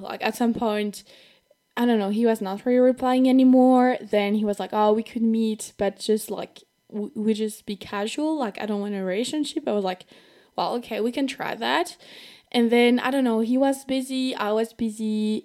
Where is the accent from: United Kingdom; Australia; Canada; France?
France; accent: French; English is a second language; If I have a French accent, that's totally normal because I'm from France